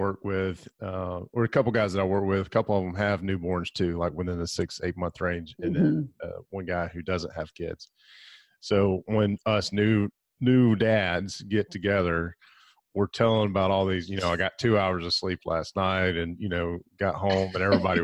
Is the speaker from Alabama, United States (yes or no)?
yes; Alabama, United States; accent: southern; moved away as an adult; now in Gulf Breeze, United States; grew up in Alabama